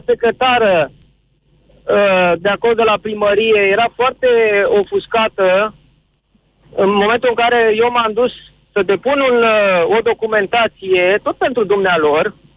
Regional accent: Pitești, Argeș, Romania; sunt din Pitești

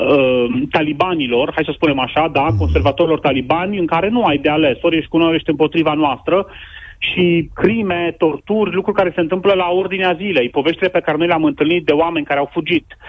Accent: Romania; noi ca români

